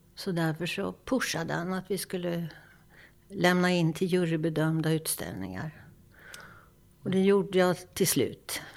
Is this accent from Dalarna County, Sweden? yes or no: no; Lidköping, Västra Götaland, Sweden; Jag växte upp i Lidköping med målande familj